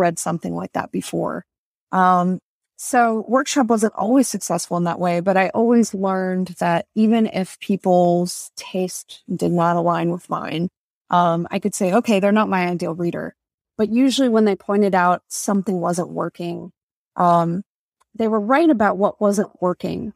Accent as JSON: {"language": "English", "town": "Tampa", "region": "Florida", "country": "United States", "tie": "born or raised there", "said": "I'm Dominican American, and when I grew up in Tampa"}